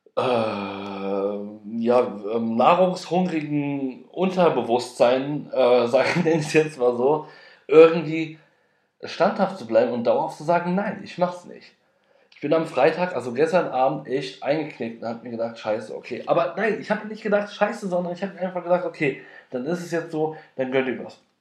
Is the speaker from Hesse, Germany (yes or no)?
yes; Frankfurt am Main, Hesse, Germany; now in Berlin, Germany; ich komme aus Frankfurt am Main